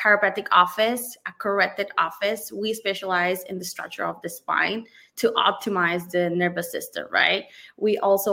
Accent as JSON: {"language": "English", "country": "Puerto Rico", "also_born_or_lived": "Georgia, United States", "moved": "as an adult", "lives_now": "Davie, United States", "said": "I'm from Puerto Rico. I studied chemistry in Puerto Rico, my bachelor degree"}